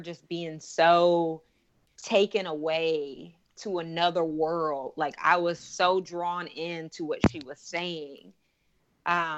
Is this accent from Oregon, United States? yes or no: yes; Portland, Oregon, United States; I grew up in Portland, Oregon.